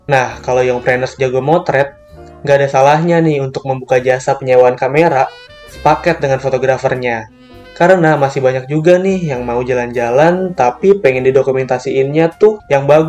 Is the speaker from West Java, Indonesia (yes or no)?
yes; Bandung, West Java, Indonesia; Aku jadi bingung padahal aku orang Bandung bukan orang Jakarta.